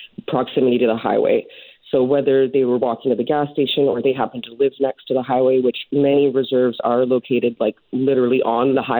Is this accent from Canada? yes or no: yes; Prince Rupert, British Columbia, Canada; moved away; I'm basically from Prince Rupert area